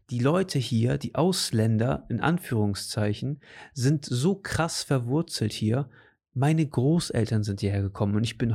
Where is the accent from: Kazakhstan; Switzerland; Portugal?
Portugal; also born or lived in Germany; ich bin hier aufgewachsen und ich bin in Portugal aufgewachsen und ich bin, weißt du, das gehört alles zu mir